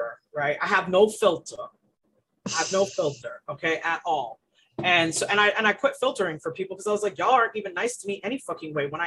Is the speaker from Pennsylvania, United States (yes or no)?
no; Florida, United States; also born or lived in Boston, Massachusetts / Haiti (parents); I was born in Boston, Massachusetts. My parents are Haitian. They came from Haiti in the 70s, late 70s. And I was born in the 80s. We moved to Florida in 89 when I was about